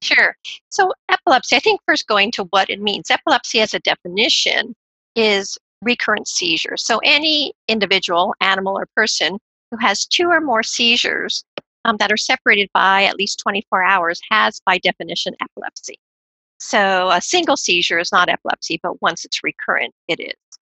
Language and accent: English; California, United States; Growing up in California